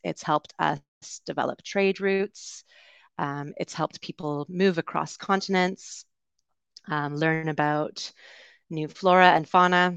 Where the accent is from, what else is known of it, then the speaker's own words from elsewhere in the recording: Canada; accent: Canadian; moved away as an adult; also born or lived in United Kingdom; I am originally from Canada, so it'll be a Canadian accent you hear today